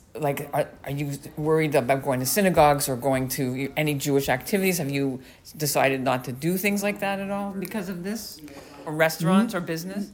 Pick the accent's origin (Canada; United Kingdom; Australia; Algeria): Canada; Montreal, Quebec; moved away as an adult; now in Ontario, Canada; I was born and raised in Montreal